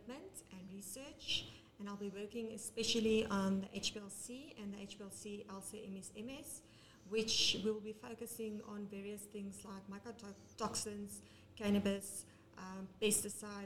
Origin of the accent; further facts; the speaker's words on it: Benoni, Gauteng, South Africa; I'm from Benoni originally